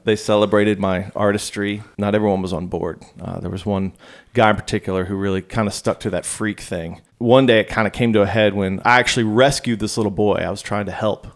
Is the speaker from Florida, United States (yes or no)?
no; Virginia Beach, Virginia, United States; I grew up in Virginia Beach